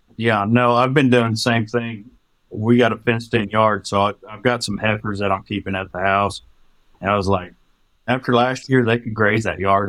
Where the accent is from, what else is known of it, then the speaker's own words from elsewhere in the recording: Hereford, Texas, United States; moved away as an adult; now in Oklahoma, United States; I grew up in the panhandle of Texas.